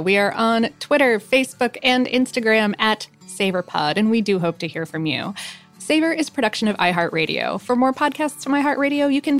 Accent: India; As an Indian, back then, it was kind of a really big deal because Indians don't usually eat beef for cultural and religious reasons.

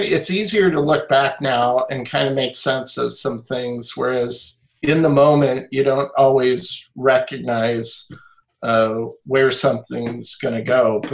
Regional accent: Olympia, Washington, United States; I grew up in Olympia, Washington

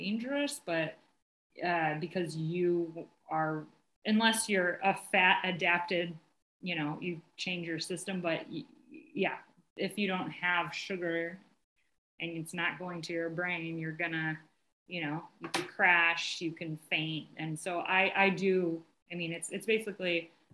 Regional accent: Cleveland, Ohio, United States; also born or lived in Melbourne, Australia; I'm from Cleveland, Ohio

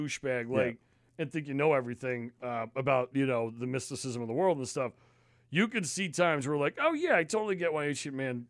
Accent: United States; growing up near New York, we always did, we always went to, like, the same certain places.

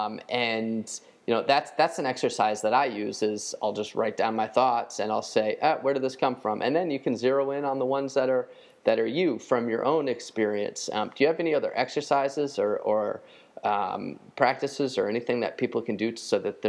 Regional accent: United States; I'm American

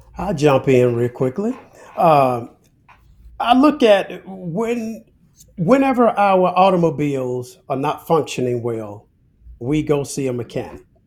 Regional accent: Alabama, United States; I'm a Southern guy. I'm originally from Alabama

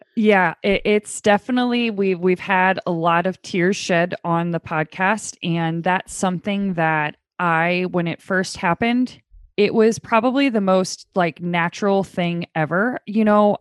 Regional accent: St. Louis, Missouri, United States; I am from Saint Louis.

